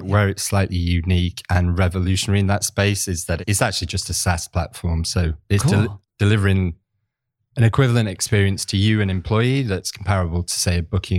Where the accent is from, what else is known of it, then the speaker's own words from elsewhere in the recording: Manchester, North West England, United Kingdom; moved away as an adult; now in Barcelona, Spain; I'm originally from Manchester, in the north of England. But yeah, so life's taken me to Barcelona